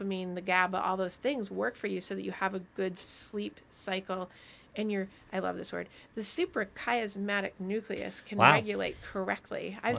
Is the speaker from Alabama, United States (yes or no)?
no; Vermont, United States; because I grew up in Vermont, so I'm like, oh, this is wonderful.